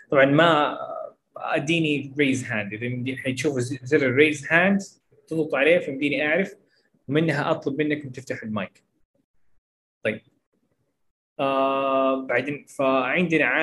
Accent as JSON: {"language": "Arabic", "town": "Jeddah", "region": "Makkah Province", "country": "Saudi Arabia", "said": "يعني مثلا انا من جده فاتكلم شويه عن جده"}